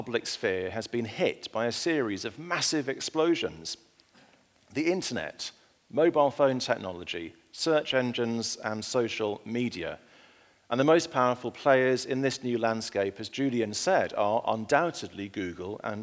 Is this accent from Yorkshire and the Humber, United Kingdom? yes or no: yes; Ulleskelf, Yorkshire and the Humber, United Kingdom; now in London, United Kingdom; I grew up in a village called Ullaskelf in Yorkshire in the north of England